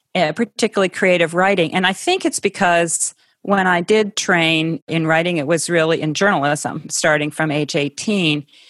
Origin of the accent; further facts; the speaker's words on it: Ohio, United States; I grew up in Ohio.